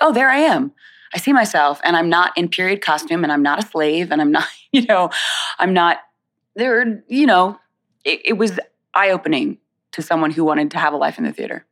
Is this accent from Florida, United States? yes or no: yes; Winter Haven, Florida, United States; also born or lived in South Bronx, New York City, United States; now in New York, United States; I went to Central Florida. So around, um, I would say about an hour south of the Disney World area, mm-hmm. a place called Winter Haven.